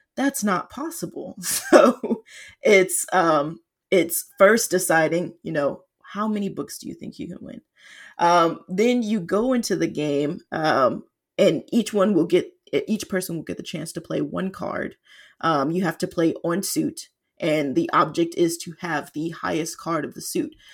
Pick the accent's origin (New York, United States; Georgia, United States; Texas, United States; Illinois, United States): Georgia, United States; Atlanta; now in Seattle, United States; was born and raised in Atlanta, though currently I'm based in Seattle